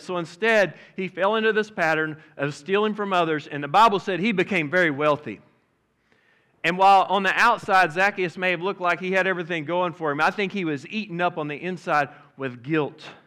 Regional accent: Oklahoma, United States; now in Fort Smith, United States; I'm from Oklahoma

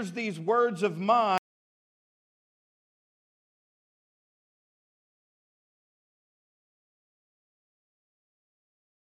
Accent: Midland, Texas, United States; now in Fort Smith, United States; I'm from Midland, Texas

